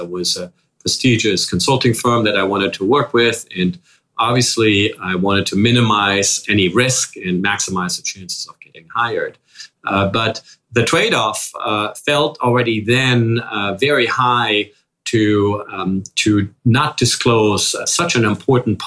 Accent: Germany; English is a second language; moved away as an adult; now in New York, United States; As you can probably hear already with a slight accent, I grew up in Germany and started my professional life in Germany.

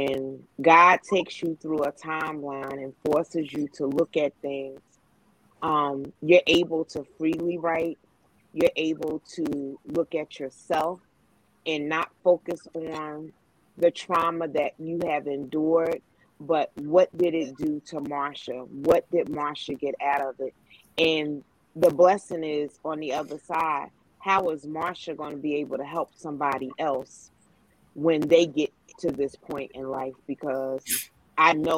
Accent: North New Jersey, United States; now in Suffolk, United States; I currently reside in Suffolk, Virginia. I'm originally from North New Jersey

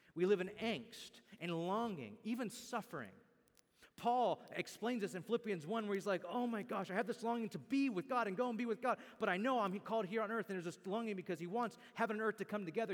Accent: Bakersfield, California, United States; I can no longer really say that my hometown is Bakersfield or that I'm from Bakersfield.

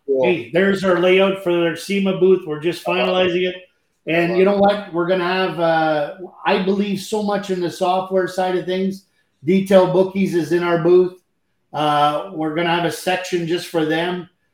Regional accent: Canada; I'm French Canadian

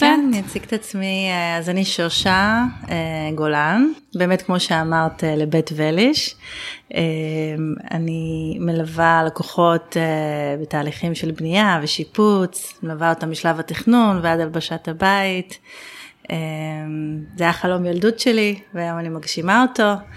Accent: Ginosar, Northern District, Israel; אצלנו בקיבוץ גנוסר, הקיבוץ שבו אבא שלי אה, חי את רוב שנותיו וגם אני נולדתי בו וגדלתי בו

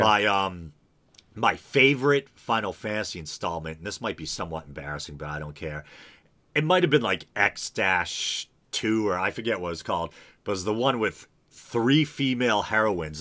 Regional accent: New England, United States; I'm from New England

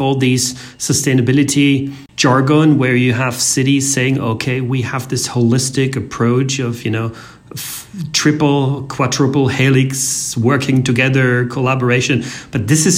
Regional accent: Austria; I come from Austria, which is located in the center of Europe, rather conservative

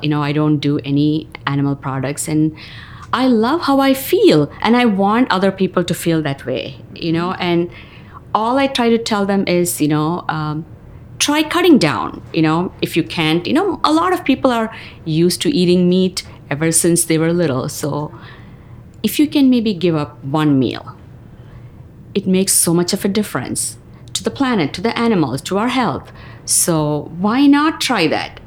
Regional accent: South India, India; moved away as an adult; also born or lived in New York; now in Marion, United States; I was born and raised in India, southern part of India, and schooling, college, everything there

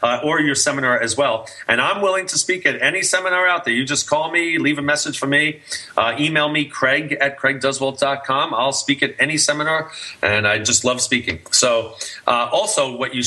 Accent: New York, United States; now in Los Angeles, United States; I'm originally from New York

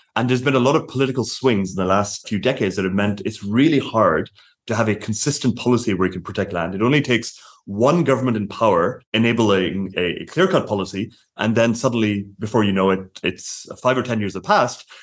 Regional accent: Ireland; I'm Irish

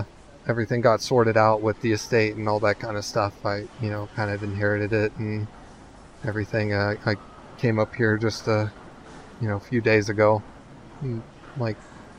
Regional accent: California, United States; Like, you know, I grew up in California.

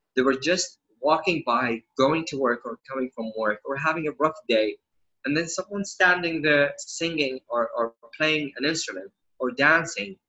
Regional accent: Saudi Arabia; I was born and raised in Saudi

